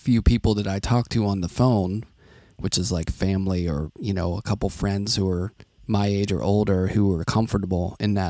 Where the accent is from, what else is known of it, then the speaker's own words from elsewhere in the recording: Carnegie, Pennsylvania, United States; I grew up in Carnegie. That's how we say it. We don't say Carnegie. Carnegie, which is just outside of Pittsburgh